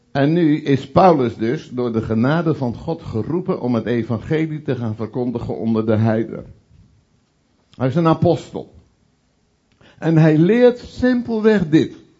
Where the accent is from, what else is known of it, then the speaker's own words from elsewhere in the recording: Veluwe, Gelderland, Netherlands; now in Utrechtse Heuvelrug, Netherlands; in de omgeving waar ik ben opgegroeid op de Veluwe en nu wonend in de Utrechtse Heuvelrug